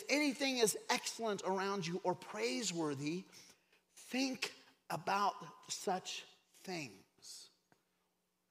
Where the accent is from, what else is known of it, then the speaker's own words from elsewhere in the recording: Craig, Colorado, United States; I grew up in Craig, Colorado in a trailer park